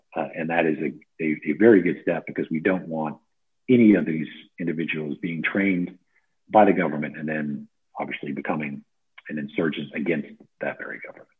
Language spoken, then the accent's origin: English; United States; moved away as an adult; as an American